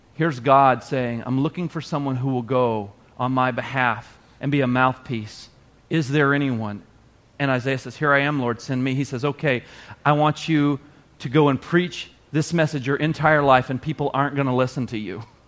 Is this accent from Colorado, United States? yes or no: no; the South, Arkansas, United States; moved away as an adult; I grew up in the South. I'd never seen this much snow at all. When it would snow like two inches in Arkansas